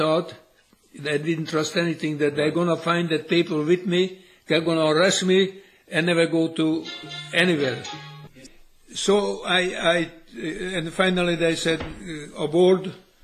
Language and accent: English; Sopron, Győr-Moson-Sopron, Hungary; moved away as an adult; I was born in Sopron